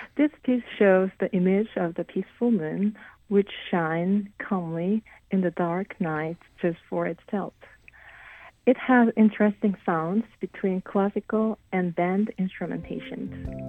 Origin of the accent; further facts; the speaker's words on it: South Korea; moved away as an adult; also born or lived in Lincoln, Nebraska, United States; now in Connecticut, United States; I was born and raised in South Korea